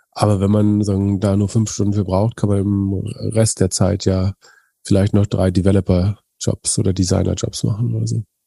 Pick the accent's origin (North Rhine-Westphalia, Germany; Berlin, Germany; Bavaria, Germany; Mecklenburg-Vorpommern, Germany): Mecklenburg-Vorpommern, Germany; Greifswald; In meiner Heimatstadt Greifswald